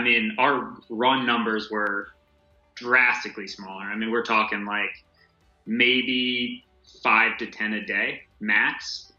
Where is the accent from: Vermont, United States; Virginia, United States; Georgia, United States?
Vermont, United States; moved away as an adult; also born or lived in Ohio / Oregon / Michigan; now in Wisconsin, United States; So I grew up in Vermont, so big snowboarder.